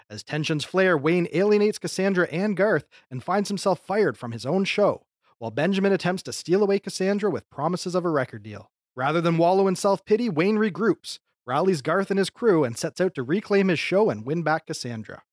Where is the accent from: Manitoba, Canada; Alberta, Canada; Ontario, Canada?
Ontario, Canada; Windsor; I am from Windsor, Ontario, Canada, which is a suburb of Detroit, Michigan.